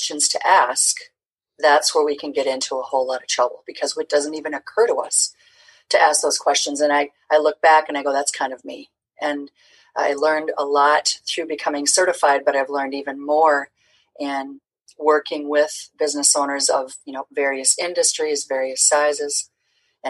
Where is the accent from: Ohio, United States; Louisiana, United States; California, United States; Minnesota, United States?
Minnesota, United States; Twin Cities; getting this show off the ground in, you know, my hometown